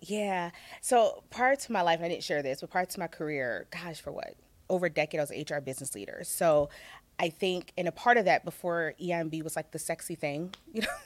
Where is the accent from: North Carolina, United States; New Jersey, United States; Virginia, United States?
Virginia, United States; also born or lived in Chicago; now in Los Angeles, United States; I'm a country girl at heart. So I'm originally from Virginia